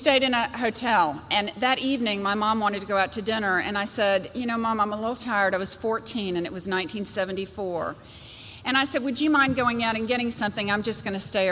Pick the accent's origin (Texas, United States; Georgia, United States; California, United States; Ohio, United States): Georgia, United States; I was raised by an incredible family here in Georgia, a wonderful mother and a wonderful father.